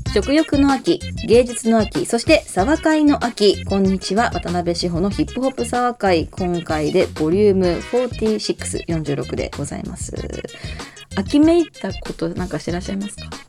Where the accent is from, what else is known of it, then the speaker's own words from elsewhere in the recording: Hiroshima, Japan; やっぱ広島出身なんで